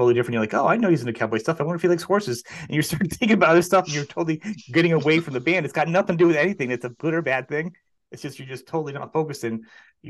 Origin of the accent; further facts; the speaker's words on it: New England, United States; I come from New England